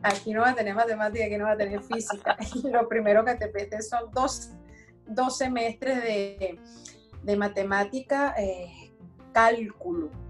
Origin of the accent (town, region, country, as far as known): Caracas, Capital District, Venezuela; born or raised there; accent: francés caraqueño; moved away as an adult; also born or lived in Brest, France; now in France